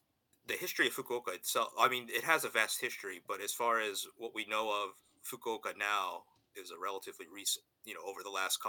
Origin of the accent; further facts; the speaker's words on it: United States; also born or lived in Japan; I was born and raised in America too, so I'm pretty much the same. I've learned it probably a little bit differently. I've been schooled in Japan a little bit